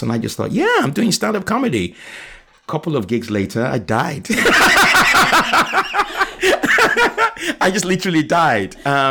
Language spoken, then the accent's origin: English; Nigeria; moved away; also born or lived in Liverpool; I was raised in Nigeria from 1970 to 1985